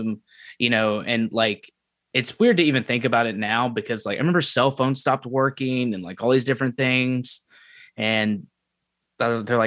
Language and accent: English; Memphis, Tennessee, United States; moved away as an adult; I'm from Memphis, Tennessee originally, and I was there until I turned 18, and then I enlisted